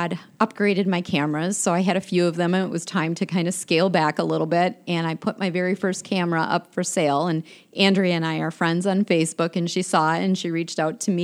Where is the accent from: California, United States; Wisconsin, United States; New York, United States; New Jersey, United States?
Wisconsin, United States; Sheboygan; growing up in Sheboygan, Wisconsin